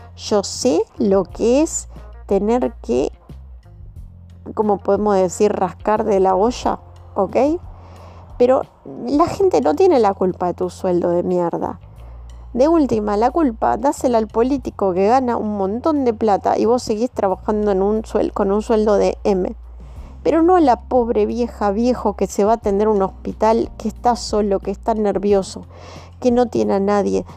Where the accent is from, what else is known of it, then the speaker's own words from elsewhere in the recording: Argentina; como argentinos que somos